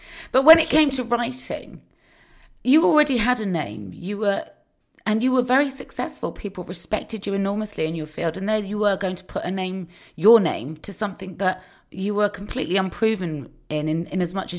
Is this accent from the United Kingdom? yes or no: yes; Cheltenham, South West England, United Kingdom; I'm from Cheltenham